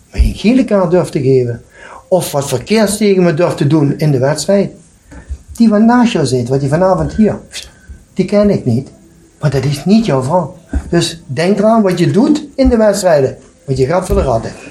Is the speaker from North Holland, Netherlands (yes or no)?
no; Limburg, Netherlands; Ik ben een Limburger. Dat moeten we heen. Het is toch belachelijk dat ik ben goede voetbal. En als ik dan plaat praat of Nederlands praat, kunnen ze me niet verstaan.